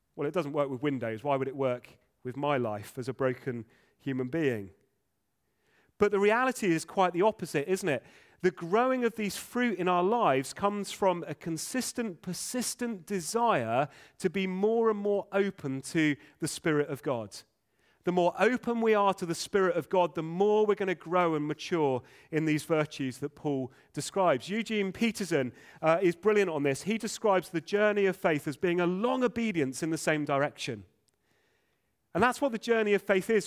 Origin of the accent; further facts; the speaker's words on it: England, United Kingdom; first language English; English folk, many of us. Uh, English is our first language.